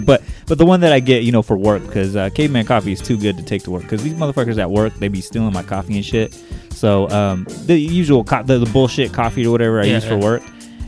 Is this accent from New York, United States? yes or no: no; Bakersfield, California, United States; we are from Bakersfield